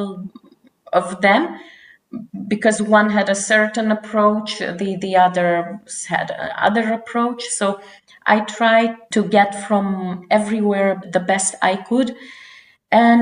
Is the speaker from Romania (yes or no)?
yes; Romania; moved away as an adult; also born or lived in Flanders, Belgium; now in Belgium; I'm originally from Romania and I left in 2005 when I was 24 years old